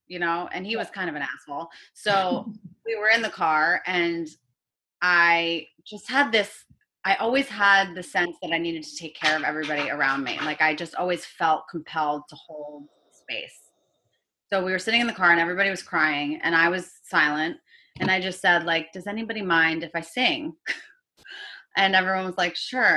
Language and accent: English; Connecticut, United States; I grew up in Connecticut.